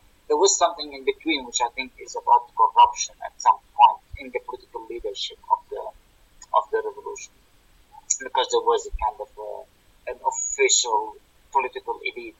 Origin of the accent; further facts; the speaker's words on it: Tartus, Tartus Governorate, Syria; moved away; local council in Tartus, my hometown